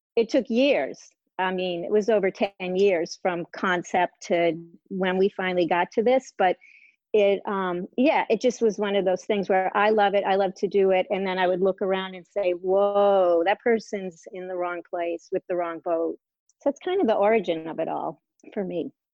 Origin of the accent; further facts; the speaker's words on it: Massachusetts, United States; moved away as an adult; now in Maine, United States; I grew up in Massachusetts um, on a lake